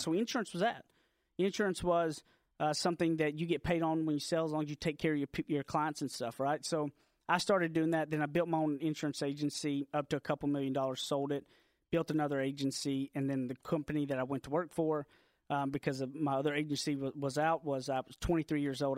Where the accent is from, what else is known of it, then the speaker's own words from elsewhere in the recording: Deep East Texas, United States; moved away as an adult; now in Dallas, United States; I grew up out in Deep East Texas, like a little, little town. I graduated from Carlisle High School